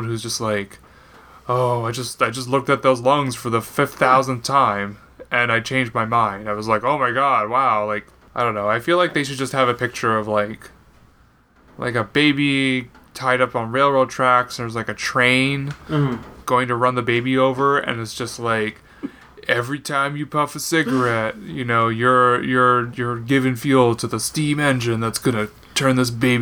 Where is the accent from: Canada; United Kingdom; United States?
Canada; I am a Canadian